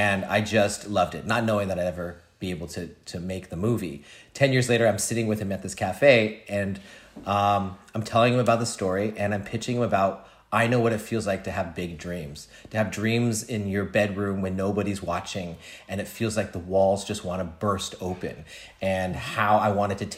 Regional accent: the Bay Area, California, United States; I grew up in a Chinese restaurant in the Bay Area

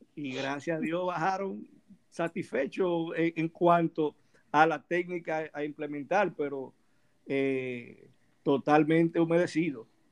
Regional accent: Santo Domingo, Distrito Nacional, Dominican Republic; also born or lived in Azua de Compostela, Dominican Republic; yo aquí nada más hice los primeros cinco años. Luego de ahí eh, mi madre me trasladó hacia la ciudad de Santo Domingo. Eh, en el año 1982 eh, para estudiar en Santo Domingo

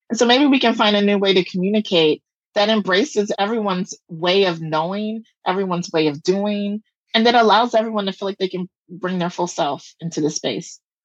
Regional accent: the South, United States; I'm from the South

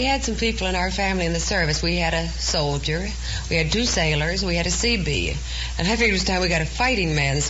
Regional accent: Monongah, West Virginia, United States; I'm from Monongah, West Virginia.

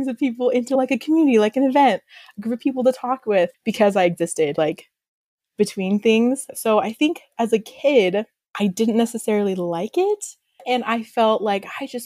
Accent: Austin, Texas, United States; moved away; I'm from Austin, Texas.

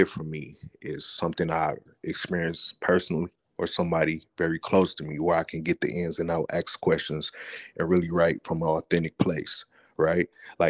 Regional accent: Flint, Michigan, United States; I'm 38, and I'm from Flint, Michigan. Born and raised Flint, Michigan.

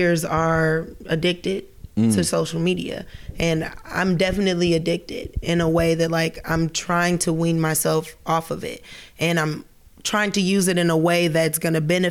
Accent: United States; being from the U.S.

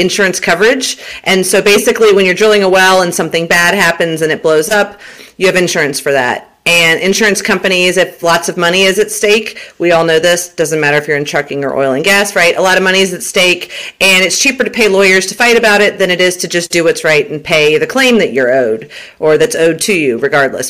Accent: Huntsville, Alabama, United States; moved away as an adult; also born or lived in Southern Florida / Southern California / Permian Basin, Texas; now in Texas, United States; Mom moved me back to Huntsville, Alabama, where both of my parents are originally from. They were high school sweethearts. Went to middle school and high school in Huntsville, Alabama

